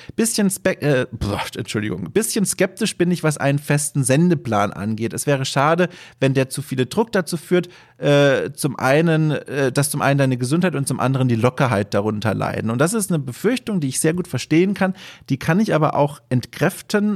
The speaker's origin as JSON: {"language": "German", "region": "Southern Germany", "country": "Germany", "tie": "born or raised there", "moved": "yes", "said": "durch meine süddeutsche Sozialisierung und, und Aufwachserei"}